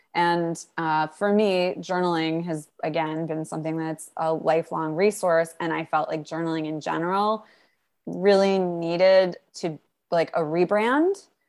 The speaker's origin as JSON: {"language": "English", "region": "New York", "country": "United States", "said": "I'm a New Yorker."}